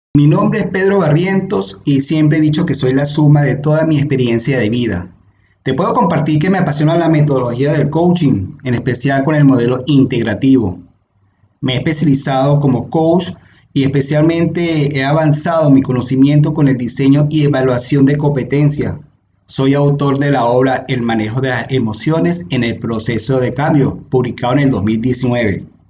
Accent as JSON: {"language": "Spanish", "country": "Venezuela", "also_born_or_lived": "Panama City, Panama", "moved": "as an adult", "said": "me tenía obviamente atado a mi bello país, a mi bella Venezuela."}